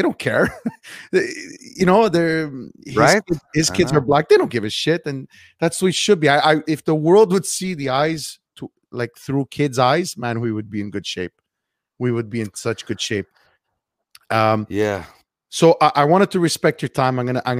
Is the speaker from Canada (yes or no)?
yes; Montreal, Quebec, Canada; If you're used to growing up the way you and I are used to growing up in Montreal and having anything, Indian, Chinese, black.